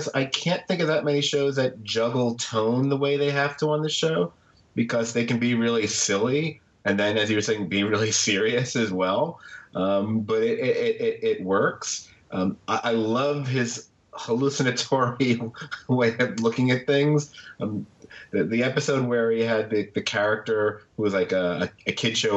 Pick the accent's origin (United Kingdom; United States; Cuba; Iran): United States; New York City, New York; I'm a New Yorker